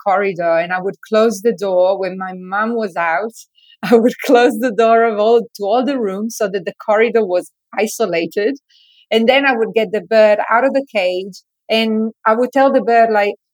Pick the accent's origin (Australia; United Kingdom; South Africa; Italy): Italy; moved away; when I was a child, I grew up in Italy